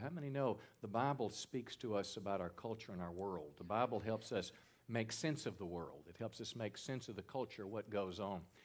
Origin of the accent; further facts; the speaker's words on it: Mississippi, United States; my home state, Mississippi